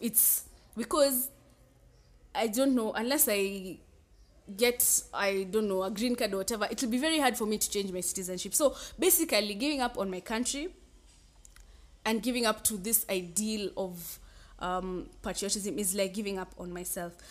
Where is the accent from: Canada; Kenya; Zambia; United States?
Kenya; I'm a Kenyan too